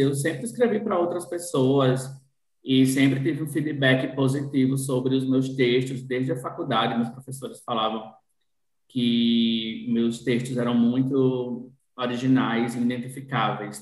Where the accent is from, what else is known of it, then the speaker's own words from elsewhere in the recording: born in Natal, Rio Grande do Norte, Brazil; eu nasci em Natal, mas morei no interior até os 15 anos com minha mãe e tudo mais.